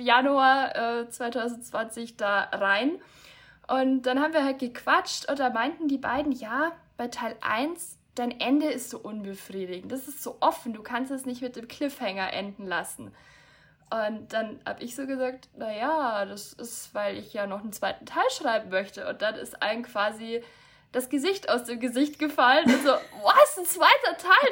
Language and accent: German; near Munich, Bavaria, Germany; ich komme aus der Nähe von München